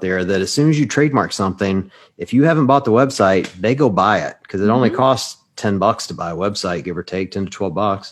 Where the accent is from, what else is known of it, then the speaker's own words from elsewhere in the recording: Mississippi, United States; I'm from Mississippi. I'm like born and raised in one